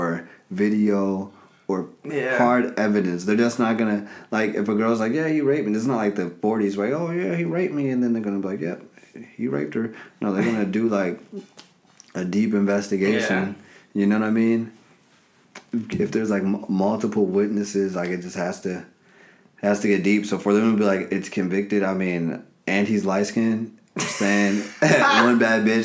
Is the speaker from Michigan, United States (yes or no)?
no; Chicago, Illinois, United States; I'm from Chicago, 30 years old, comedian, digital marketer